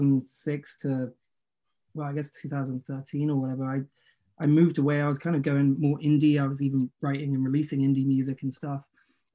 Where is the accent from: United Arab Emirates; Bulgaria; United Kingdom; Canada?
United Kingdom; the South of England; from a similar area. We're both from the South.